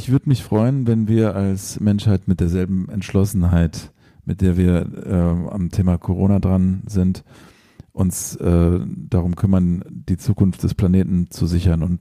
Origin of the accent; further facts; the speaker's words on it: England, United Kingdom; born there; ich bin ja auch in England geboren, vielleicht ist es dann halb englische Musik.